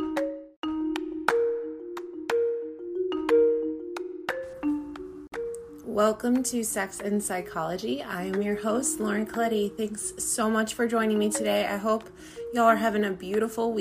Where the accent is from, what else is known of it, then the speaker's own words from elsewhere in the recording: New York, United States; I'm from New York